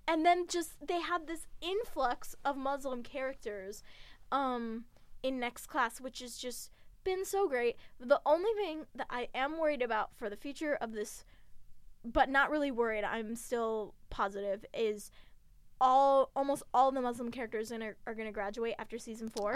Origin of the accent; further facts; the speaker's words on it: United States; being an American